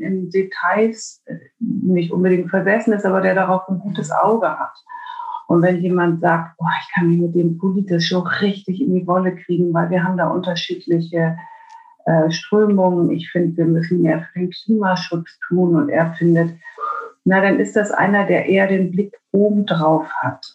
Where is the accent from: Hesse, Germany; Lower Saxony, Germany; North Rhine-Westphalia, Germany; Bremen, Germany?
Bremen, Germany; Herkommen tue ich aus Bremen